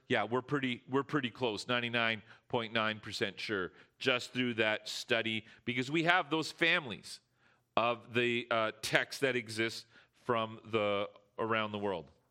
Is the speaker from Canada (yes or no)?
yes; Canada; we're Canadian